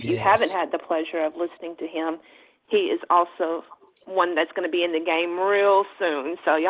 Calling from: outside of Houston, Texas, United States; I'm calling from Texas. So a shout out to Dallas, as I just heard Andrea Wallace's name was just mentioned. I'm calling from way down south of Dallas. So I'm outside of Houston, as a matter of fact.

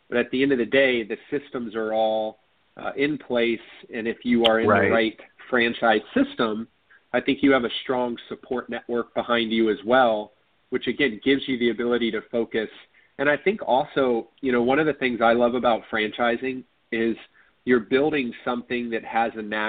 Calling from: Orlando, Florida, United States; So I am in Orlando, Florida.

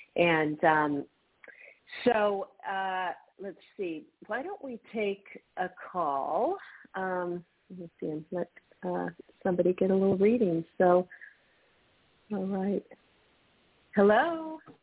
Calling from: New Mexico, United States; I'm calling from New Mexico.

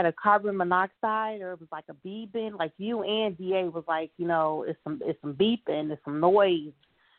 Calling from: Chicago, Illinois, United States; I'm calling from Chicago.

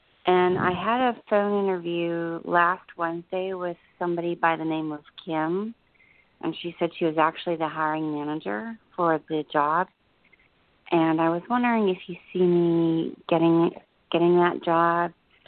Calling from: New Jersey, United States; I'm in New Jersey.

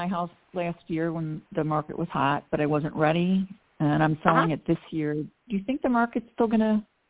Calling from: outside of Chicago, Illinois, United States; I'm calling from outside of Chicago a little bit.

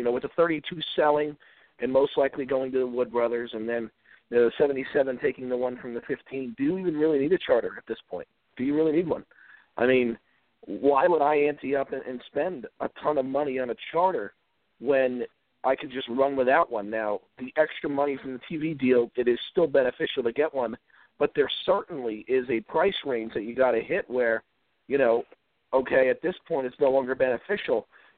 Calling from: Virginia, United States; in Virginia.

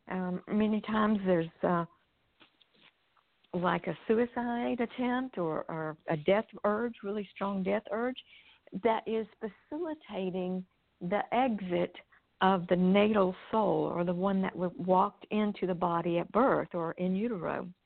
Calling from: Nashville, Tennessee, United States; I'm I'm near Nashville, Tennessee.

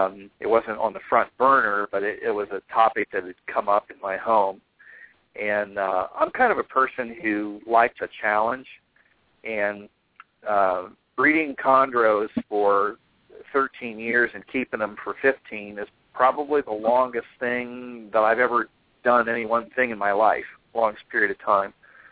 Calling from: Kansas City, Missouri, United States; Kansas City, Missouri. So it's almost 11.

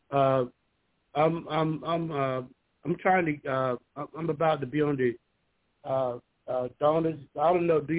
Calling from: Georgia, United States; I'm calling from Georgia.

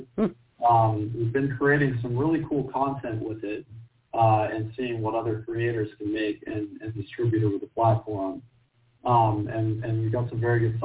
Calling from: Glendale, California, United States; I'm calling from Glendale

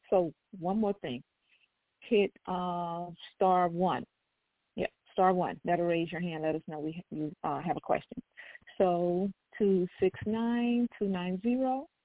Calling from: Kalamazoo, Michigan, United States; I'm calling from Kalamazoo, Michigan.

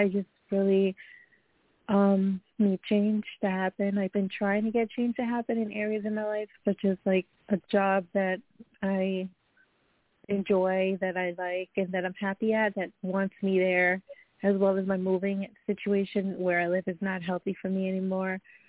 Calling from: Long Island, New York, United States; I'm calling from New York, Long Island, New York.

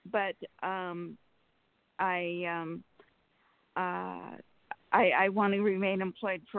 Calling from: Sacramento, California, United States; from Sacramento.

